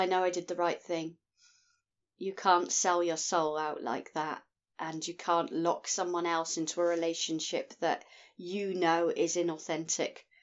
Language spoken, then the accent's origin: English; Scotland, United Kingdom; I'm from Scotland in the United Kingdom